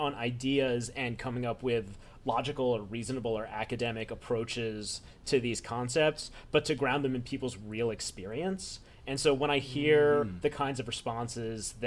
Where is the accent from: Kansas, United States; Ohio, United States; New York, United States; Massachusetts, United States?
New York, United States; New York City; I was a lonely little baby nerd when I was growing up in New York City